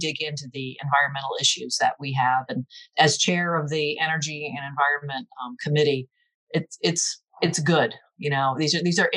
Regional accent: Seaford, Delaware, United States; also born or lived in Newark, Delaware area; I'm originally from Seaford, grew up downstate and went to the University of Delaware

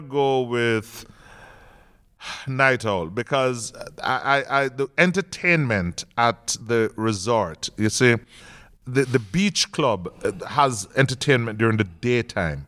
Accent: Jamaica; I'm Jamaican.

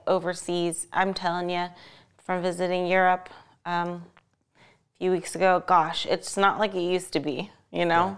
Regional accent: Ohio, United States; now in Las Vegas, United States; my home state of Ohio

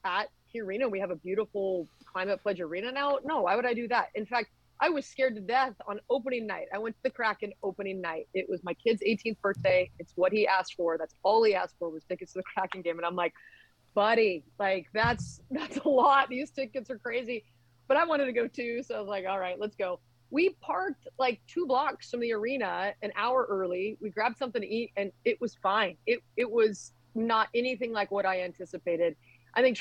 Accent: Eugene, Oregon, United States; I grew up in Eugene

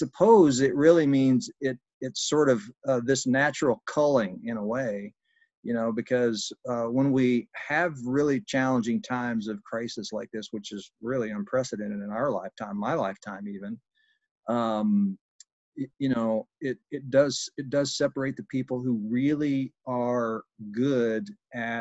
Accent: Southern Indiana, United States; moved away as an adult; also born or lived in Brazil; I'm from Southern Indiana here, just north of Louisville, Kentucky, and I've been here most of my life with the exception of about 7 years living overseas

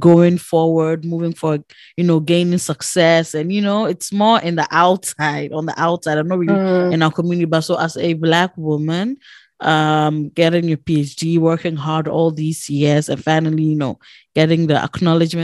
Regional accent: Togo; when I was growing up in Togo, so we had a homeschool teacher who come twice

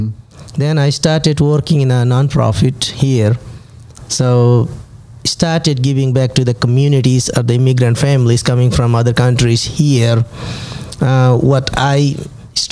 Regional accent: Nepal; moved away as an adult; also born or lived in Bhutan; now in United States; I was born in Bhutan, it's a small country as well. And then in childhood, we were flight to Nepal. Then we just spent over 20 years where I started my school in the refugee camp, grew up there

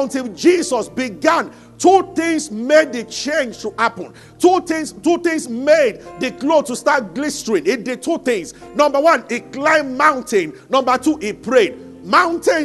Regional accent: Abeokuta, Ogun State, Nigeria; also born or lived in Ibadan; I grew up in Abeokuta.

